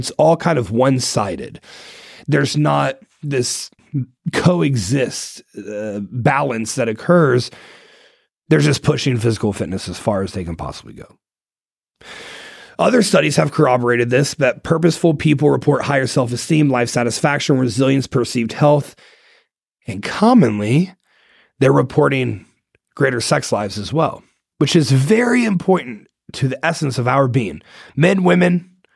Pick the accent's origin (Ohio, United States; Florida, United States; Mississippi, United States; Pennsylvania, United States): Ohio, United States; I'm from Ohio. I'm a Buckeye, born and raised